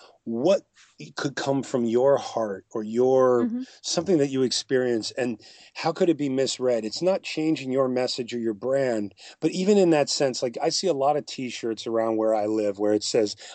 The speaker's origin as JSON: {"language": "English", "town": "Boston", "region": "Massachusetts", "country": "United States", "said": "I'm from Boston, but I talked about I made a quick joke about the Cubs."}